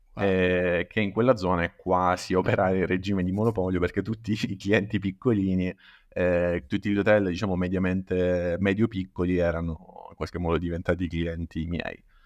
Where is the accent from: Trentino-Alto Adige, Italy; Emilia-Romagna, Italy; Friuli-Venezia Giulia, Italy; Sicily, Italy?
Sicily, Italy; Paternò; Io in realtà sono di Paternò, che è in provincia di Catania